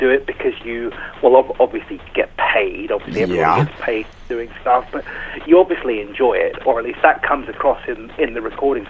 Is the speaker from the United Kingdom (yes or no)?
yes; England, United Kingdom; accent: English; I'm English